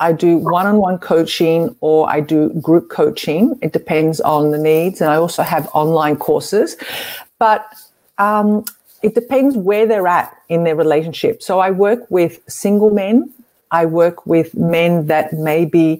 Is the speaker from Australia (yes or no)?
yes; Melbourne, Victoria, Australia; I'm from Australia, in Melbourne, actually